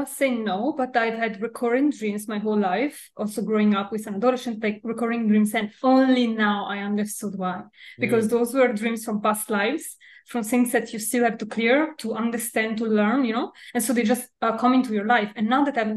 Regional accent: Milan, Lombardy, Italy; in Milan, in Italy. Milan, yeah. Okay. And I grew up here

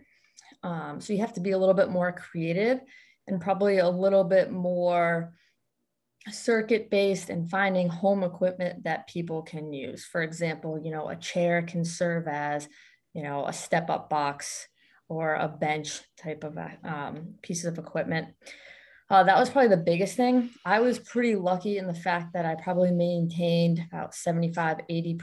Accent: Western Massachusetts, United States; also born or lived in Boston area, Massachusetts; I was born in Western Massachusetts area, and now I reside more close to the Boston area

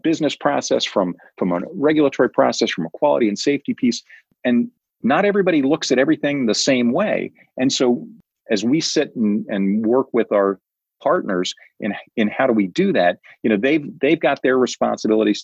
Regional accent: Prairie Village, Kansas, United States; moved away as an adult; now in New Hampshire, United States; I grew up in the Midwest, and I grew up in a town called Prairie Village.

